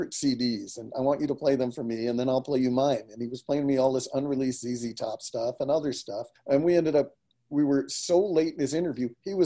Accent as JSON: {"language": "English", "region": "New York", "country": "United States", "tie": "born or raised there", "moved": "yes", "lives_now": "Santa Cruz, United States", "said": "I was raised in New York, went to high school, college"}